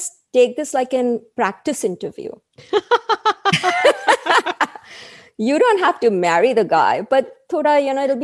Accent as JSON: {"language": "English", "town": "Mumbai", "region": "Maharashtra", "country": "India", "tie": "born or raised there", "moved": "as an adult", "lives_now": "United States", "said": "where I grew up in Bombay"}